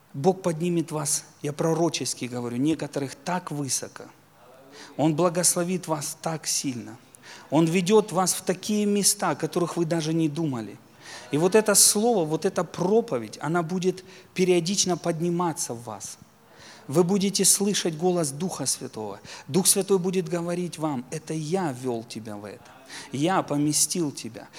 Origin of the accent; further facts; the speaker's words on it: Donetsk land, Donetsk Oblast, Ukraine; я сам из Донецкой земли, у нас там шахтеров много